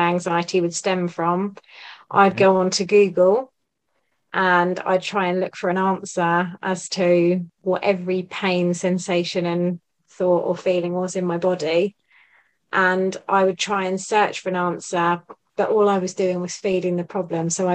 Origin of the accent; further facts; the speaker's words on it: Buckinghamshire, South East England, United Kingdom; I'm from Buckinghamshire.